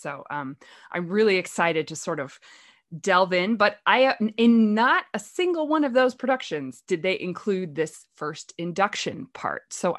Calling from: California, United States; I'm going to be facilitating this. I am recording from Northern California.

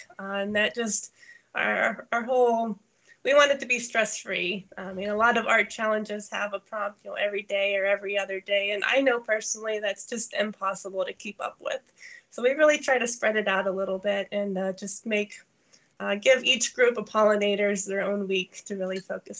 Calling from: Pennsylvania, United States; I'm in Northwest Pennsylvania, kind of in the middle of nowhere. If you drive an hour south of Lake Erie, that's about where I'll be.

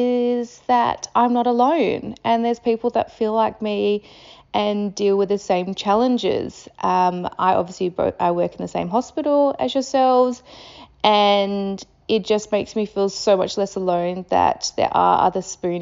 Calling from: Perth, Western Australia, Australia; Where am I listening from? I am listening from Perth in Western Australia, just like yourselves.

